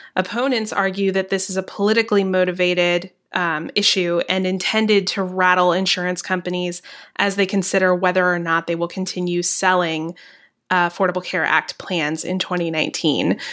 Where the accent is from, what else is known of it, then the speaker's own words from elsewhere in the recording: the South, United States; accent: Southern; I'm from the South